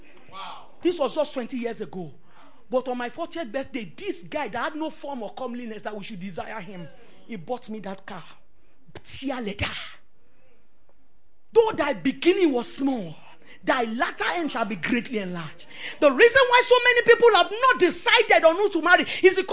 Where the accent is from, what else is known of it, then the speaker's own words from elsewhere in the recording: Lagos, Nigeria; moved away as an adult; also born or lived in Maraba; I was raised up in Ikoyi.